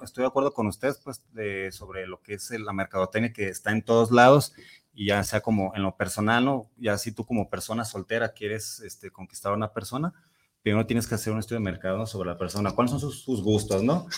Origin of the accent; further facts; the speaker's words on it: Mexico; yo sí me siento muy mexicano